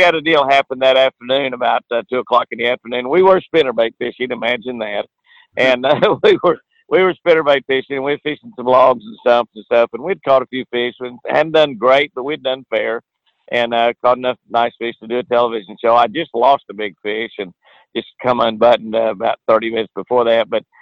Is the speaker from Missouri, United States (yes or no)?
no; Lake Tenkiller, Oklahoma, United States; we have here in Oklahoma. You know, I grew up on Lake Tenkiller